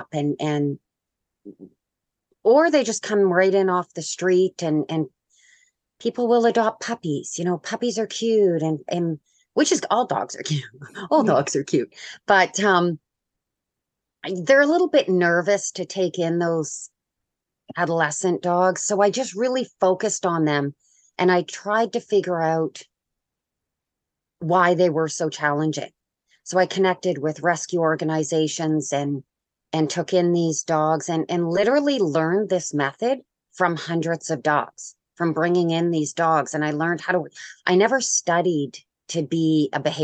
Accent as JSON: {"language": "English", "country": "Canada", "said": "I'm Canadian"}